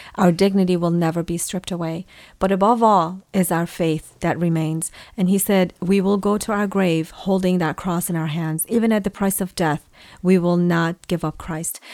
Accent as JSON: {"language": "English", "country": "Iran", "tie": "born or raised there", "said": "I was born in Iran, uh, to Assyrian parents"}